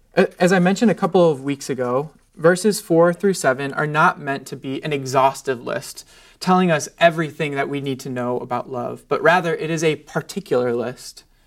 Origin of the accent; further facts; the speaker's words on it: United States; I'm an American